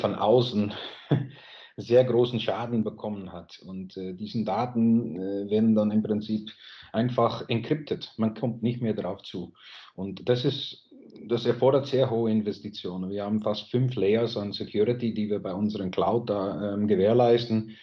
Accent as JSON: {"language": "German", "country": "Netherlands", "second_language": "German", "moved": "as an adult", "lives_now": "Germany", "said": "Ich lebe selber als Holländer auch jetzt schon 23 Jahre ungefähr in Deutschland"}